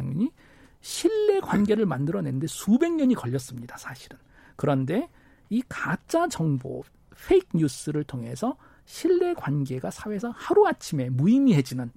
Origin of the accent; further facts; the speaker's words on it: South Korea; moved away as an adult; 저도 해외에서 오랫동안 살다가 고향인 한국으로 오니까